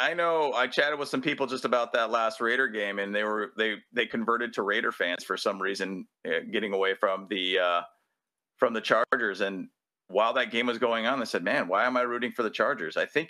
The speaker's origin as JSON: {"language": "English", "town": "San Diego", "region": "California", "country": "United States", "tie": "born or raised there", "also_born_or_lived": "Los Angeles", "said": "I was born in San Diego."}